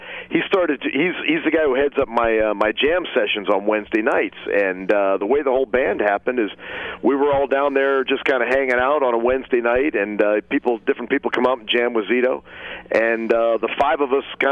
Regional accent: Cleveland, Ohio, United States; also born or lived in Akron, Ohio / Detroit, Michigan; I was born in Akron, Ohio, but I grew up. School time was in Cleveland, and summers were spent at my grandmother's up in Detroit

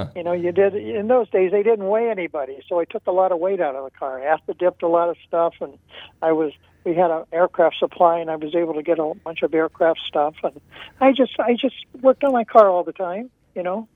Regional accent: Mansfield, Ohio, United States; I'm from Mansfield, Ohio

